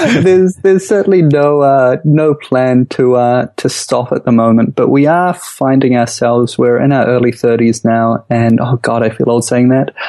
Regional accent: Auckland, New Zealand; moved away as an adult; Auckland's home for us. It's where we grew up.

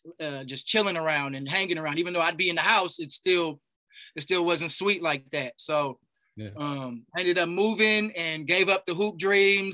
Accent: Bay Area, California, United States; moved away as an adult; also born or lived in Texas; I grew up in the Bay Area

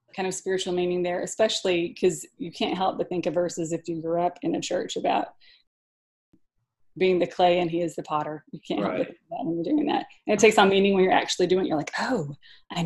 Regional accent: Pocahontas, Arkansas, United States; growing up in Pocahontas, Arkansas

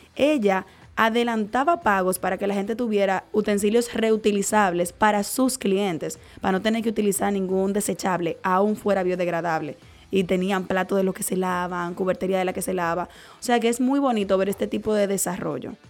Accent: Dominican Republic; como dominicanos y como caribeños y como latinos

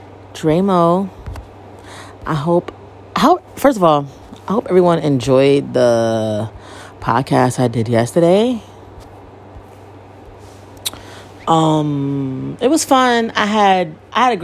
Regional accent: Bridgeport, Connecticut, United States; I was born and raised in Bridgeport, Connecticut

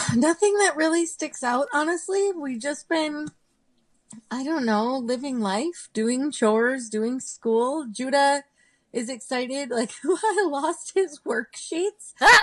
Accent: Southern California, United States; I grew up in Southern California

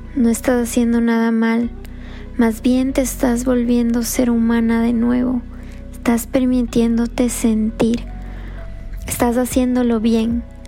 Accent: Ecuador; now in Florida, United States; Soy del Ecuador y vivo en la Florida

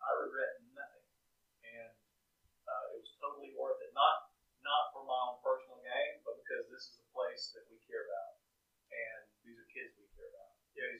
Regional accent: Australia; I'm from Australia.

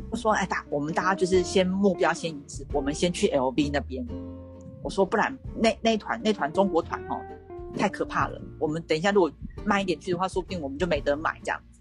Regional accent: Taiwan; 他会觉得是我们台湾人很不友善这样子。

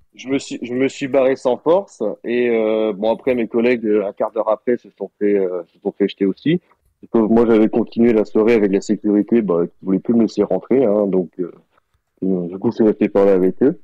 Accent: Brittany, France; je suis breton aussi

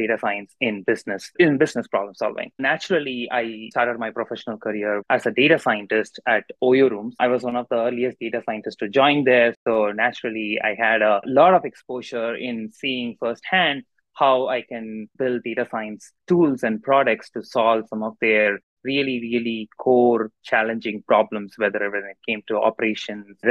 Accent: Madurai, Tamil Nadu, India; moved away as an adult; now in Chicago, United States; I grew up in Madurai, Tamil Nadu. I did my entire schooling over there.

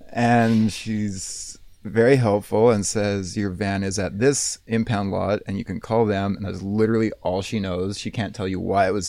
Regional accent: Saskatchewan, Canada; I'm from Saskatchewan

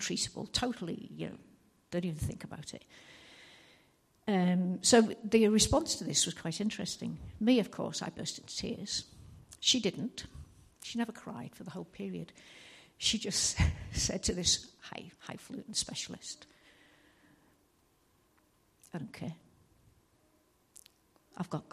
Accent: Liverpool, North West England, United Kingdom; moved away; I'm from Liverpool and I'll talk too fast and you'll not understand a word I say

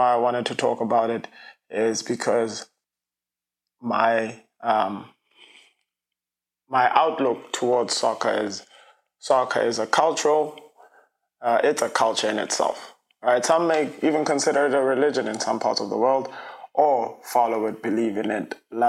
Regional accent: South Africa; now in United States; I'm an international, I'm from South Africa

